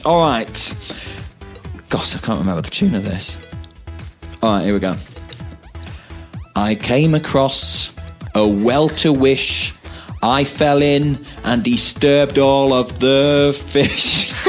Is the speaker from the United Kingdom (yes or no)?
yes; United Kingdom; accent: northern; Yeah, that sounded very northern, like my accent.